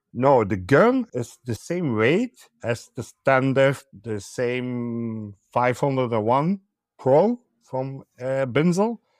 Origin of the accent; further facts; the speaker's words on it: Belgium; I'm from Belgium.